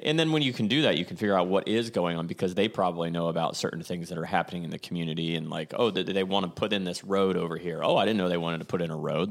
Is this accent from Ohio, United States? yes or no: yes; Columbus, Ohio, United States; growing up in Clintonville